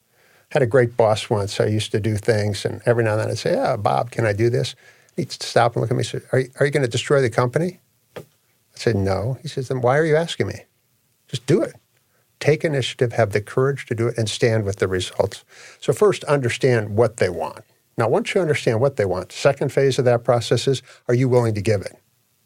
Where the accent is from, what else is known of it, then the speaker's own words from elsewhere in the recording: Australia; Yeah, I'm from Australia.